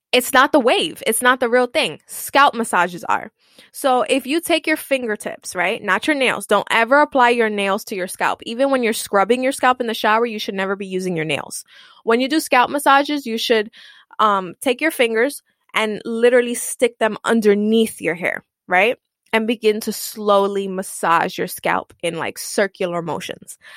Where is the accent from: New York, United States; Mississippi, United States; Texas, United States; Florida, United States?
New York, United States; New York City; I'm Puerto Rican I come from East Harlem